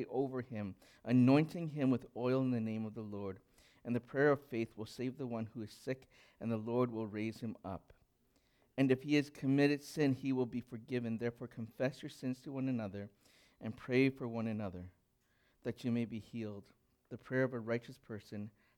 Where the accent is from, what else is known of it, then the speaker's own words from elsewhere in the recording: Alberta, Canada; I grew up in Alberta